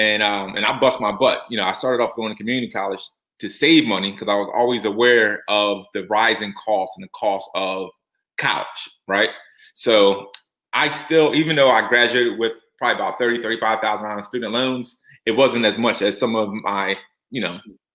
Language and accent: English; Norristown, Pennsylvania, United States; born and raised from Norristown, PA, which is probably about, 30 minutes outside of Philadelphia